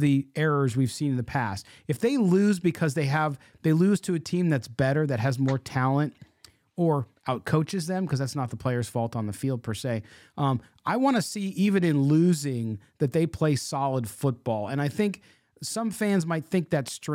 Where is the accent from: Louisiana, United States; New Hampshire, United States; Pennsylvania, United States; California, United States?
California, United States; San Diego; moved away; also born or lived in Midwest; growing up in San Diego, that's what I grew up on.